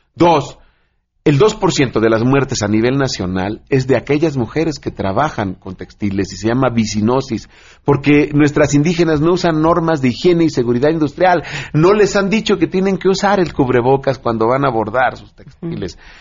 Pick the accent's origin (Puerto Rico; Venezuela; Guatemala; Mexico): Mexico; nuestro país